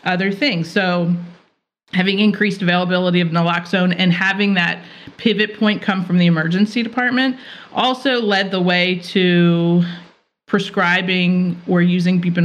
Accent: Philadelphia, Pennsylvania, United States; I'm from Philadelphia

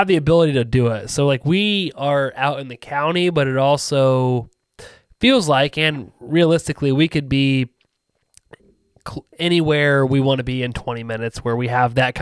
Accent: Ohio, United States; I'm from Ohio. I've lived in Ohio my entire life.

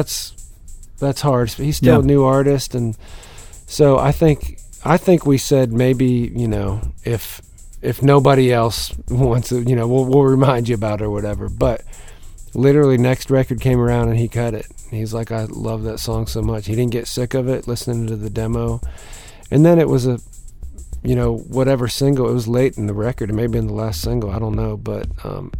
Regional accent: Pennsylvania, United States; growing up in Pennsylvania

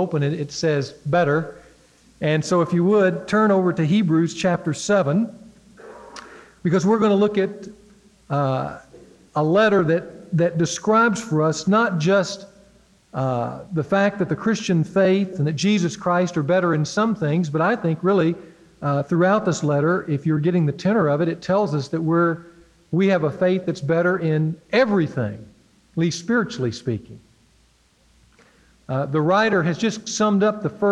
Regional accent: Louisiana, United States; growing up in Louisiana

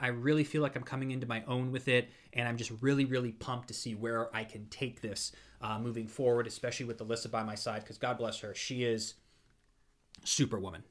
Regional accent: Ashtabula, Ohio, United States; now in Orlando, United States; where I grew up in Ashtabula

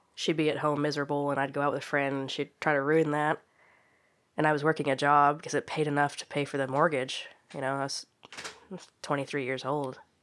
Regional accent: Oklahoma, United States; being born and raised in Oklahoma

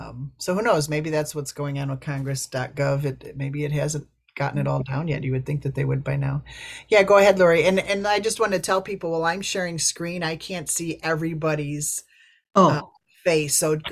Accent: Illinois, United States; just saying that I'm from Illinois and I will connect with anybody in the Midwest. You know, I'm just saying I'm a Midwesterner, and we want more Midwestern co-sponsors.

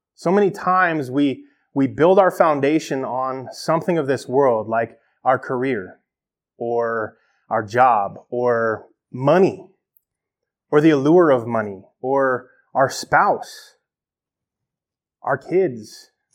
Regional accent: United States; as an American Christian

